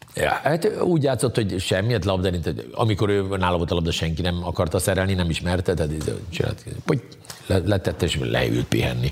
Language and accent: Hungarian; Hungary; mondom, hogy Magyarországon